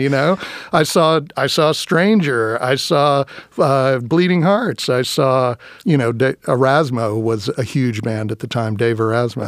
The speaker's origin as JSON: {"language": "English", "town": "Round Rock", "region": "Texas", "country": "United States", "tie": "born or raised there", "also_born_or_lived": "Austin, Texas", "moved": "yes", "said": "I grew up in Texas."}